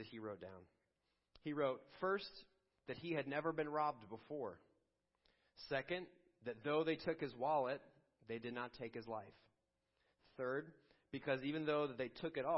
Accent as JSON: {"language": "English", "town": "Chicago", "region": "Illinois", "country": "United States", "tie": "born or raised there", "moved": "yes", "lives_now": "Pittsburgh, United States", "said": "our days growing up in Chicago in the suburbs"}